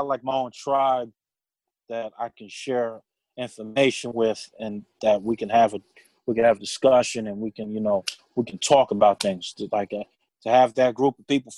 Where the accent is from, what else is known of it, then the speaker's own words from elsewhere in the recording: New York City, New York, United States; I grew up in Brooklyn